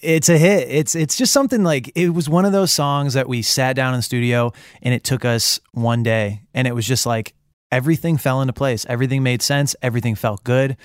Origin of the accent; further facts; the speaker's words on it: Michigan, United States; I'm from Michigan